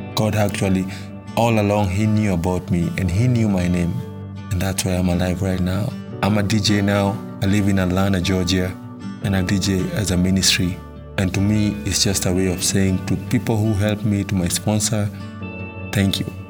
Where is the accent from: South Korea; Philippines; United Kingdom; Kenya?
Kenya; Nairobi; I was born in Matare, Nairobi, Kenya. Growing up as a kid in Matare was not easy.